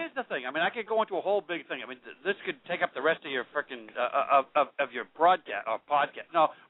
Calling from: Boston, Massachusetts, United States; But, yeah

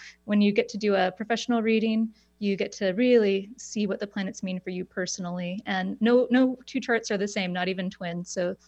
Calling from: Portland, Oregon, United States; I'm in Portland, Oregon, so not too far.

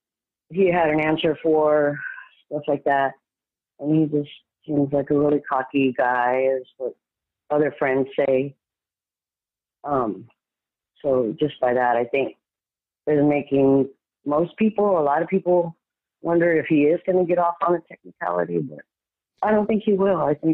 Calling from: San Antonio, Texas, United States; San Antonio.

